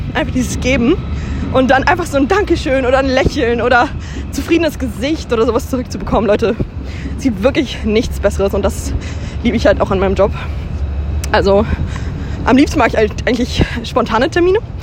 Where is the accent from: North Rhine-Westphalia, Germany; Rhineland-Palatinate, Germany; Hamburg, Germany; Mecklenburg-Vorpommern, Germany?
Hamburg, Germany; darf ich das als Hamburgerin ja auch mit Stolz sagen